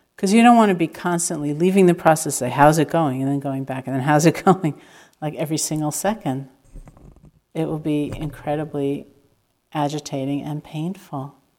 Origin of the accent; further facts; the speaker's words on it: New York, United States; I am completely a New Yorker